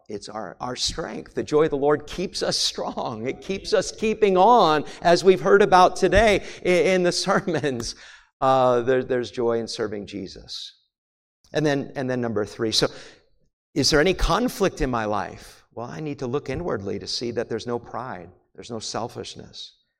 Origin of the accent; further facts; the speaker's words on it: New England, United States; also born or lived in Maine / New Hampshire; When I was a kid growing up in New England, I grew up in Maine and New Hampshire